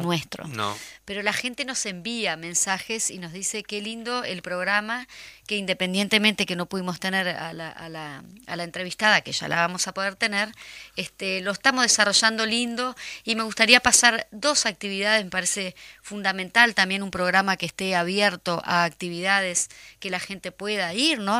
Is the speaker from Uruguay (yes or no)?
yes; Canelones, Uruguay; municipio de Canelones, mi pueblo, mi, mi ciudad, mi gran, mi nada, mi todo